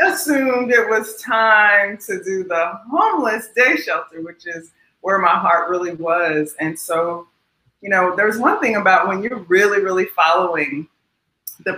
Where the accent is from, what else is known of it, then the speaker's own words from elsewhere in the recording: Las Vegas, Nevada, United States; I'm from Vegas, so I'm obviously a city girl